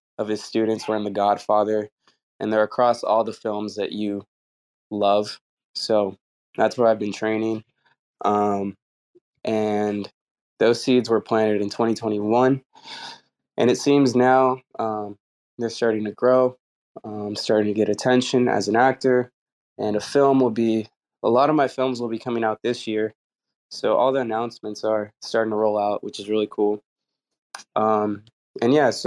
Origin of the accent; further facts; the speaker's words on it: Bay Area, Oakland, California, United States; I am from the Bay Area. I was born in Oakland, California